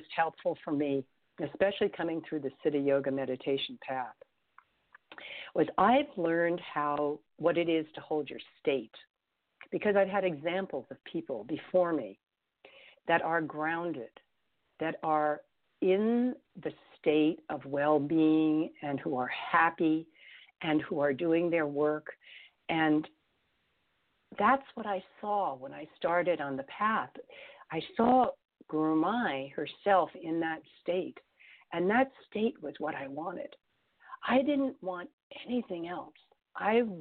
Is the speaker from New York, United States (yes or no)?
yes; New York City, New York, United States; moved away as an adult; also born or lived in Tucson, Arizona / Los Angeles; my hometown, because don't forget, I was born in New York City. My hometown was bombed.